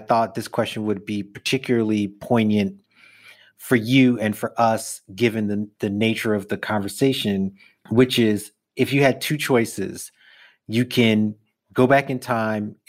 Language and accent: English; New York, United States; born or raised there